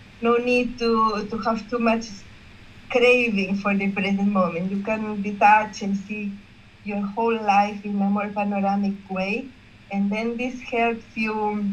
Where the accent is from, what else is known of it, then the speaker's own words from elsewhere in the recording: Barcelona, Catalonia, Spain; I'm from Barcelona, Spain